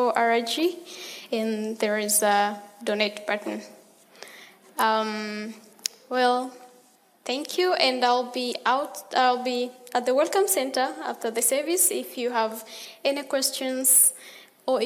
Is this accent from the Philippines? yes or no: no; Tanzania; I came from Tanzania, and I'll be here for 7 weeks